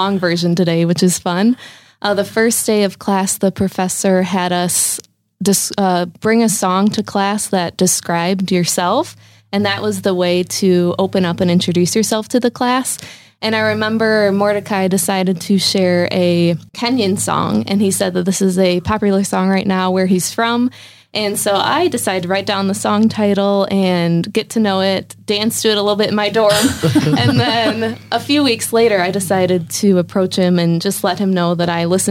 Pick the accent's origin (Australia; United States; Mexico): United States; Rochester Hills, Michigan; I grew up on the east side of the state in Rochester Hills area.